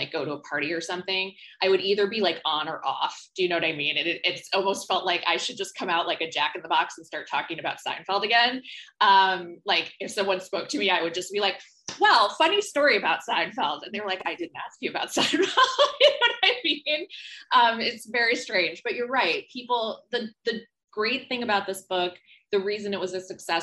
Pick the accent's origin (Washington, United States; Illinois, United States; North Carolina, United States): Illinois, United States; Homer Glen; moved away as an adult; also born or lived in West Coast; now in New York City, United States; the suburbs of Chicago, Homer Glen, et cetera, where we're from